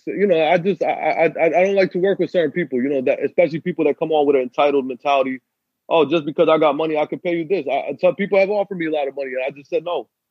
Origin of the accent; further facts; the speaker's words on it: Pakistan; I'm Pakistani